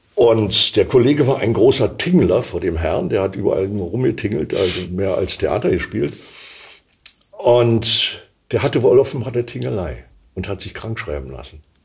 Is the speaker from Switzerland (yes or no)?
no; Berlin, Germany; accent: Berlin; now in Kleinmachnow, Germany; in Ostberlin Ost bin ich geboren, in Prenzlauer Berg.